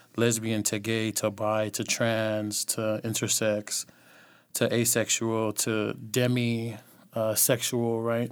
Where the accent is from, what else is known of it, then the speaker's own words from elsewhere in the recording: the Bay Area, California, United States; also born or lived in Los Angeles; From the Bay